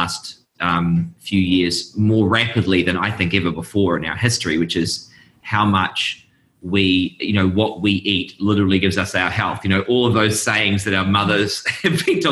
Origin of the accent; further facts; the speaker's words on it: New Zealand; moved away as an adult; now in Seattle, United States; I'm originally from New Zealand. That's where my accent's from.